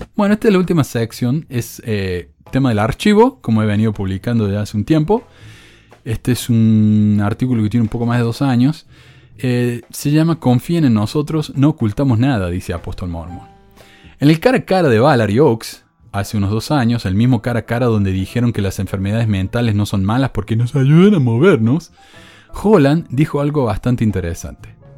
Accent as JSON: {"language": "Spanish", "region": "Córdoba", "country": "Argentina", "said": "soy argentino. No, ni argentino, cordobés. Yo era cordobés antes de ser argentino."}